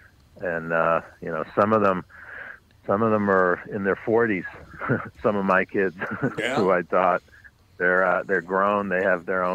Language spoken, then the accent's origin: English; New York City, New York, United States; I grew up on the Upper West Side, but north of 96th Street, west 106th Street